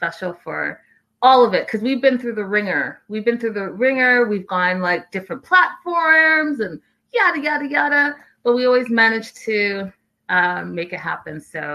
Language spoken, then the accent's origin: English; Canada; I'm Canadian